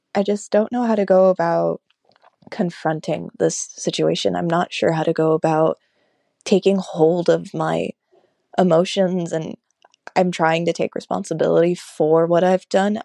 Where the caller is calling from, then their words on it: United States; I'm calling you from Washington